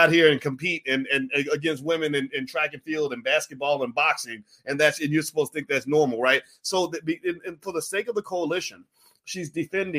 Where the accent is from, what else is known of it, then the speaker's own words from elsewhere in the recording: Kentucky, United States; I'm from Kentucky